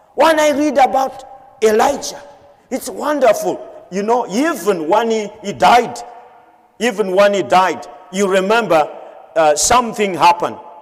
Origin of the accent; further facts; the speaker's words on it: Madagascar; Madagascar, my home country